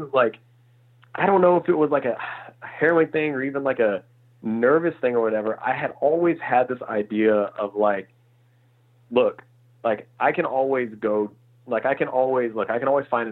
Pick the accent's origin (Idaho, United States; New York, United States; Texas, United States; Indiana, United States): Indiana, United States; moved away as an adult; also born or lived in Illinois; now in Los Angeles, United States; I'm from, I grew up in Indiana. So I'm a, you know, full on Midwest boy, born in Illinois, raised in Indiana